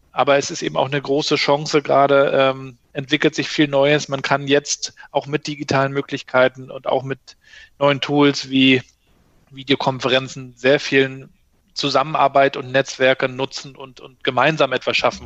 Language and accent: German; Mecklenburg-Vorpommern, Germany; bei uns in Mecklenburg-Vorpommern